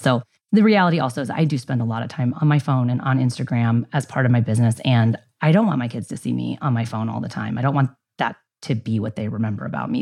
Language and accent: English; San Diego, California, United States; also born or lived in Ilam, Nepal / Bay Area, California; I got homesick and moved home for, to San Diego from the Bay Area